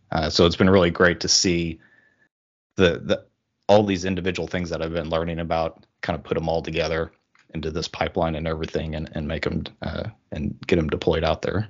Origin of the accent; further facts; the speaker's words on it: Oklahoma, United States; moved away as an adult; now in Washington, United States; I'm originally from Oklahoma, uh, kind of the middle America there, uh, but recently moved up to the state of Washington